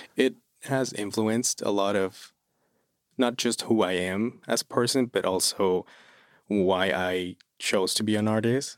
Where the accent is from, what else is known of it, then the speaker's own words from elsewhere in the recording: Toluca, State of Mexico, Mexico; English is a second language; moved away as an adult; now in Lehigh Valley, United States; I'm originally from Mexico City. Well, I'm from Toluca, which is an hour away from Mexico City. And I moved here in twenty twenty